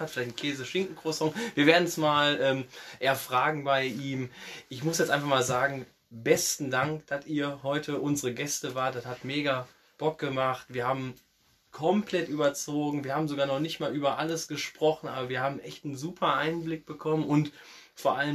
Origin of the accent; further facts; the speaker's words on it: North Rhine-Westphalia, Germany; born there; Ich komme ja ähm, gebürtig aus dem Kreis ähm, Rees-Bocholt und da gibt es ja in Rede eine Mannschaft, das ist DJK Rede 4.